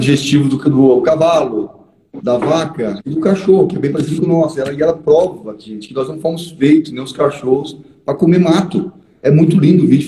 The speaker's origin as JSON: {"language": "Portuguese", "region": "Paraná", "country": "Brazil", "tie": "born or raised there", "said": "eu sou paranaense, eu nasci em fazenda"}